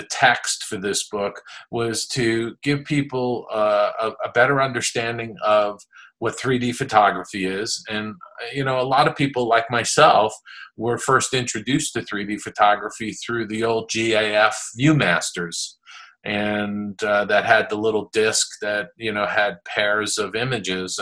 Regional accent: East Coast of the United States, United States; I grew up on the East Coast of the United States

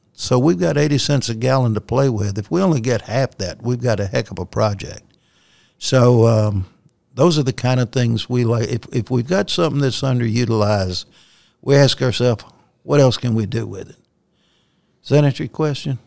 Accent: Louisiana, United States; moved away; I grew up in Louisiana

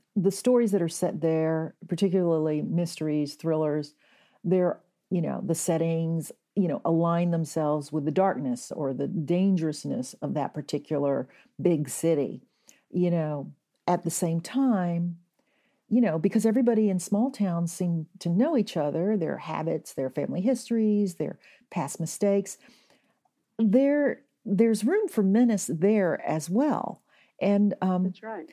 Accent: Kennesaw, Georgia, United States; now in Sausalito, United States; I grew up in Kennesaw, Georgia

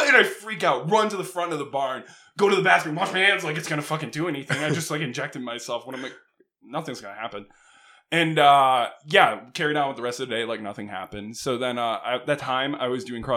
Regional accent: Akron, New York, United States; I'm from Akron

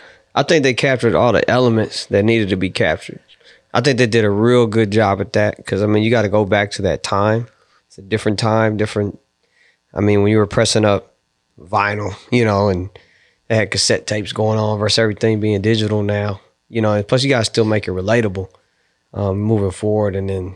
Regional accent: Honolulu, Hawaii, United States; born there; I was born in Hawaii, Honolulu, Hawaii.

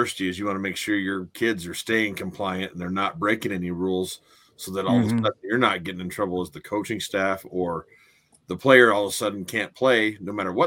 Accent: Missoula, Montana, United States; I lived in Missoula. So I was from Missoula

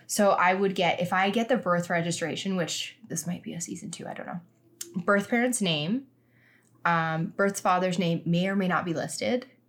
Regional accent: Regina, Saskatchewan, Canada; I was born in Regina

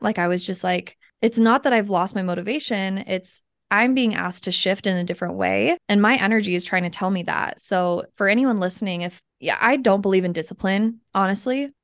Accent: Kaysville, Utah, United States; born or raised there; also born or lived in Salt Lake City, Utah

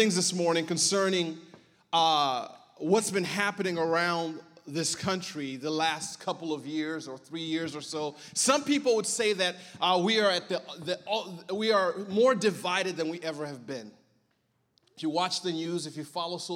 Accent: Berrien Springs, Michigan, United States; also born or lived in Southeast Africa; Came to America when I was 8 years old, and I grew up in a small town called Berrien Springs, Michigan.

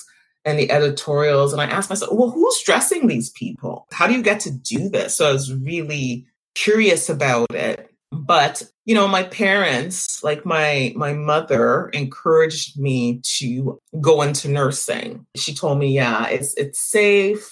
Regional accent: Montreal, Quebec, Canada; I was born and raised in Montreal

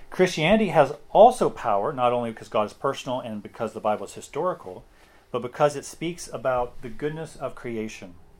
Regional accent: Tennessee, United States; accent: Tennessee; my Tennessee accent

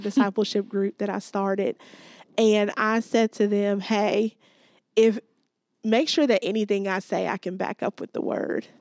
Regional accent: Gary, Indiana, United States; moved away as an adult; also born or lived in South Africa; I grew up in Gary, Indiana, just outside of Chicago

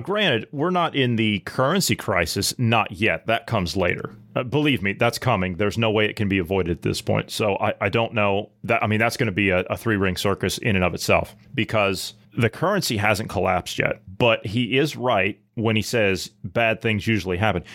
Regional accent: Ohio, United States; moved away; I come from a Midwestern state. I come from Ohio

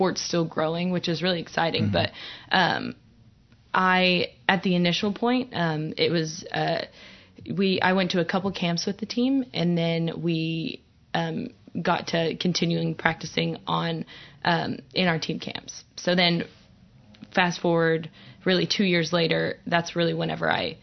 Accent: Oklahoma, United States; I'm from Oklahoma

